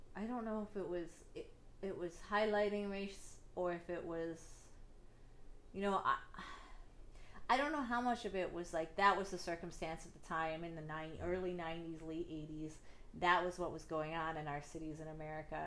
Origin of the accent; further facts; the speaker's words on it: Northeast Ohio, United States; I grew up in Northeast Ohio. I lived in a very small town